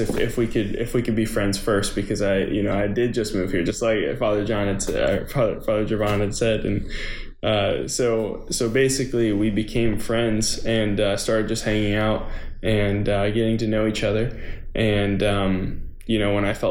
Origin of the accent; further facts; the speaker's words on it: Tarpon Springs, Florida, United States; moved away as an adult; also born or lived in Clemson, South Carolina; now in Nashville, United States; I'm from Tarpon Springs, Florida in the Tampa Bay area, and went to elementary school, middle school, high school all there